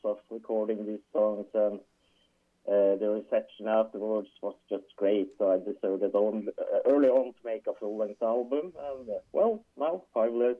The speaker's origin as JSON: {"language": "English", "town": "Trondheim", "region": "Trøndelag", "country": "Norway", "said": "I am from Trondheim, or we are living in Trondheim. It's basically just in the middle of Norway"}